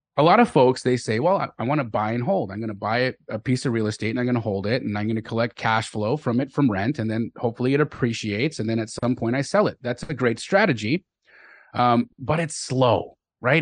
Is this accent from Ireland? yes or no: no; Calgary, Alberta, Canada; also born or lived in Los Angeles; I was born in Los Angeles, but I grew up in Calgary, Alberta, Canada